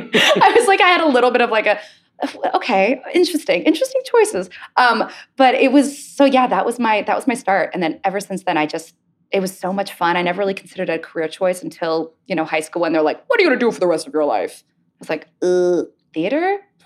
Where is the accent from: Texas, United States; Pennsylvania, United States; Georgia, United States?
Pennsylvania, United States; Pittsburgh; I grew up in Pittsburgh, in the Berg.